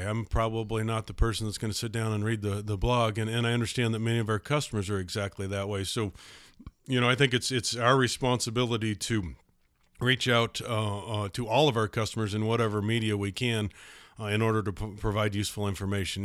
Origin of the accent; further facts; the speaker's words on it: Idaho Falls, Idaho, United States; I was born and raised in Idaho, Idaho Falls. I've been here my whole life